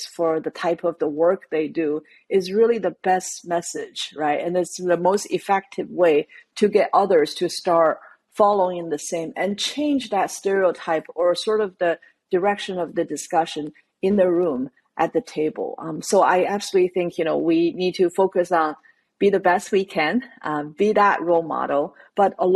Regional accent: China; moved away; growing up in China

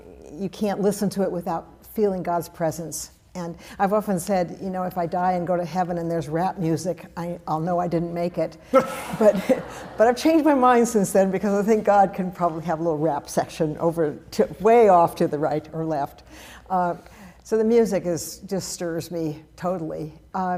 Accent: Berkeley, California, United States; I was raised in the Berkeley Oakland Hills, beautiful piece of property that overlooked all of the Bay Area

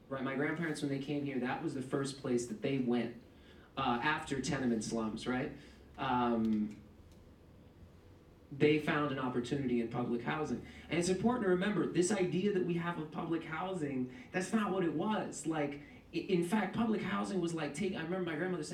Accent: New York City, New York, United States; I'm born and raised in East Harlem. My family came from Puerto Rico in the 50s and 60s

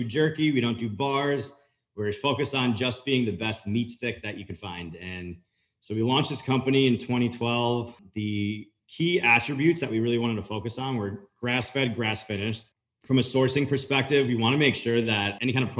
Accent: Long Island, near the Hamptons, New York, United States; moved away as an adult; also born or lived in Florida; I grew up right outside of the Hamptons up in Long Island

